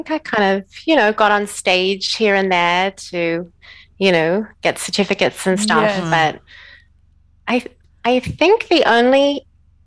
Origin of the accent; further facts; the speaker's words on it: Sydney, New South Wales, Australia; moved away as an adult; now in Israel; I grew up in Sydney